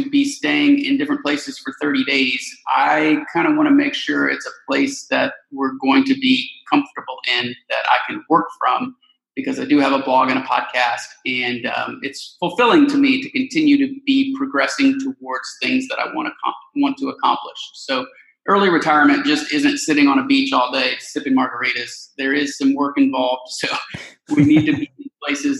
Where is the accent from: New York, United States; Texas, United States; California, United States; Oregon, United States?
Texas, United States; Houston; moved away; So we're from Houston, Texas